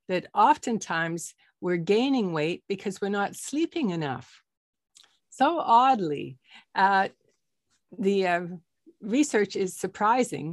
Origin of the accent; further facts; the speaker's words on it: Canada; also born or lived in Toronto, Canada; I'm a Canadian doctor in Toronto, Canada